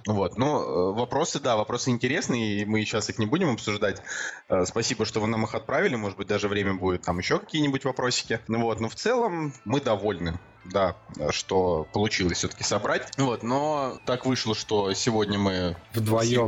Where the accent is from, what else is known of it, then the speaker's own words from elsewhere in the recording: Saint Petersburg, Russia; moved away; в Петербург, в наш родной любимый